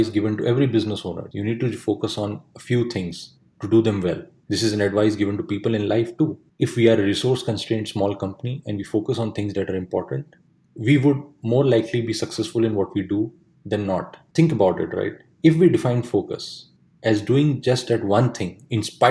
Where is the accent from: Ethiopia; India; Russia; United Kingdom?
India; my hometown in India